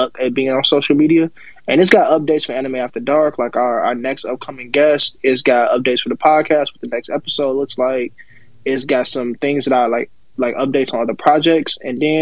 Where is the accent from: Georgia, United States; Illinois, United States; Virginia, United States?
Illinois, United States; outside of Chicago; I'm outside of Chicago